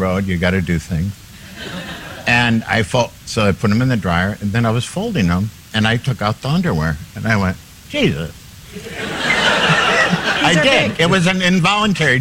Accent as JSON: {"language": "English", "town": "Minneapolis", "region": "Minnesota", "country": "United States", "tie": "born or raised there", "said": "That's my hometown."}